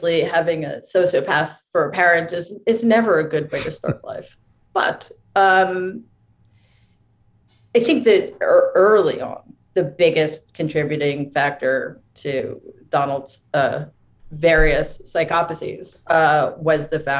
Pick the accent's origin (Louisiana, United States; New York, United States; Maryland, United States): New York, United States; New York City; I grew up in Jamaica, Queens, which is like a 10 minute bike ride